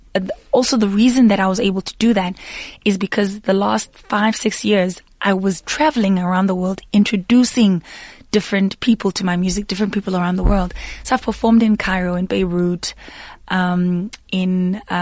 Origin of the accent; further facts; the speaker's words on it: Daveyton, Gauteng, South Africa; not too far from my hometown, Daveyton